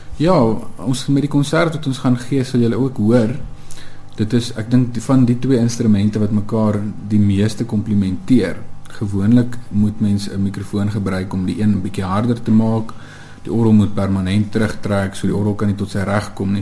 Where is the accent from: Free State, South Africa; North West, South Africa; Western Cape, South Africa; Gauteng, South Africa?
Free State, South Africa; moved away; also born or lived in Ventersburg / Bloemfontein / Pretoria; ons kom altyd van die Vrystaat af